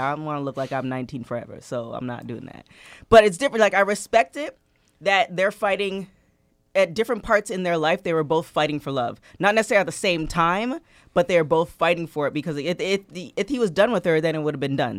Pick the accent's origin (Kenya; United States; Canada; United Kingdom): Canada; Toronto, Ontario; I'm from Toronto